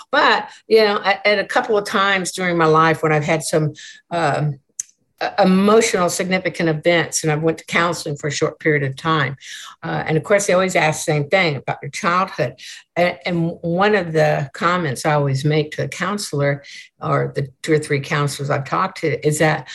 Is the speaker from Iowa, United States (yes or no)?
yes; Des Moines, Iowa, United States; now in Kempner, United States; I was born in Des Moines, Iowa